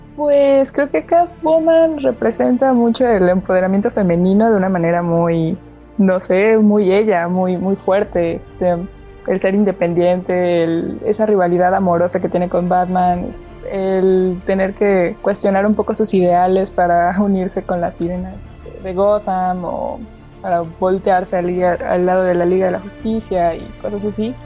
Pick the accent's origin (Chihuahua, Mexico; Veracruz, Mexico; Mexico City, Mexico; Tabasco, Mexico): Veracruz, Mexico; Córdoba; also born or lived in Xalapa, Veracruz; aquí de donde soy, este, mi, casa, su casa, en Córdoba, Veracruz.